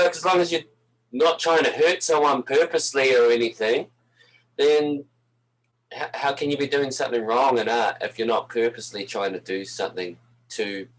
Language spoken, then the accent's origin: English; Napier, Hawke's Bay, New Zealand; now in Canada; Yeah, I'm from Napier, North Island, East Coast. Yeah. Oh, I lived here in Canada so long, my accent's a little warped.